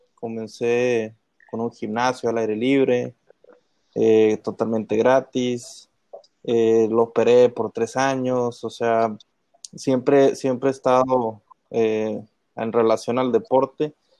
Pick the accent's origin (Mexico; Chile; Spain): Mexico; Saltillo, Coahuila; donde soy yo, de Saltillo